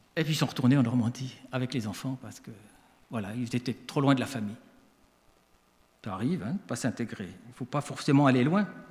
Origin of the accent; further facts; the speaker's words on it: Switzerland; accent: Swiss; now in France; Je suis né en Suisse, donc je suis un immigré.